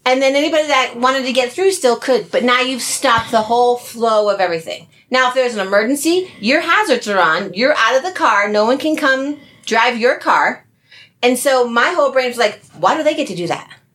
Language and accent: English; New Jersey, United States; I'm from Jersey